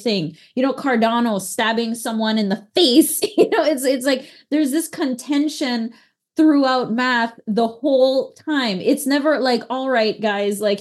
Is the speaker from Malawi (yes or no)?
no; Belize; now in Texas, United States; when I was in Belize and growing up there, for sure, I was definitively from Belize